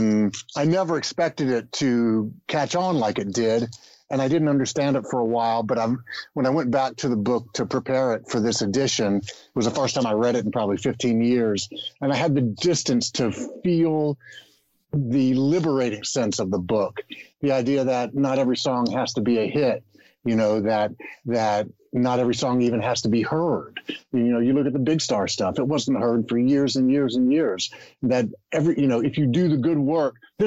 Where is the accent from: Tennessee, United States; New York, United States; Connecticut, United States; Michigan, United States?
Tennessee, United States; Memphis; I was raised in Memphis through the 60s, well, all my life, but I was, a kid in the 60s